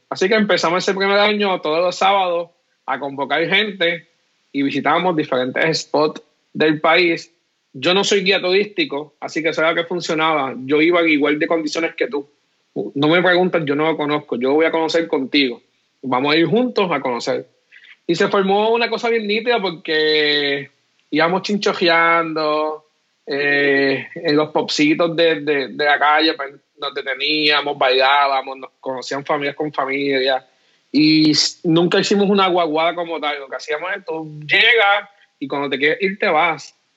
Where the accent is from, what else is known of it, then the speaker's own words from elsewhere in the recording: Puerto Rico; nosotros somos puertorriqueños